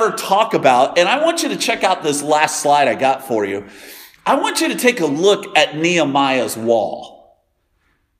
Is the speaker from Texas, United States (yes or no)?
yes; Denton, Texas, United States; I was born in Denton, Texas, in a hospital called Flo